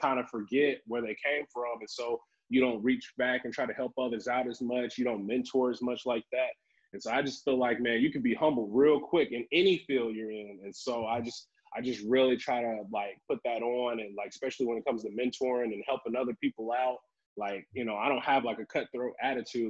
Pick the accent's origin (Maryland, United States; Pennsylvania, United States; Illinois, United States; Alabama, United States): Alabama, United States; Tryon; moved away as an adult; also born or lived in Huntsville, Alabama; now in Ohio, United States; I'm originally from Tryon, Alabama. It's like a small little black community outside of Huntsville. And so I think we moved there when I was 4